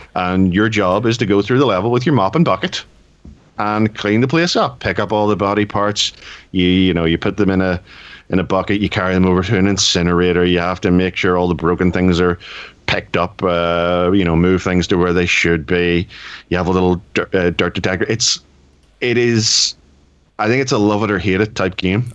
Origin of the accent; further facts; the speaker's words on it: United Kingdom; I am British